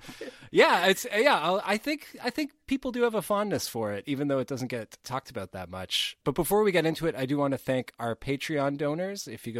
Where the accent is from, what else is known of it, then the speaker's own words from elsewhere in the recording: Canada; we are Canadian